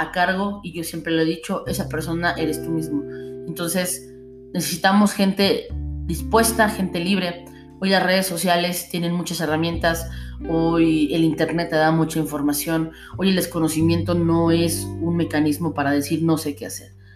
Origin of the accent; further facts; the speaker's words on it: Mexico; todos somos ciudadanos mexicanos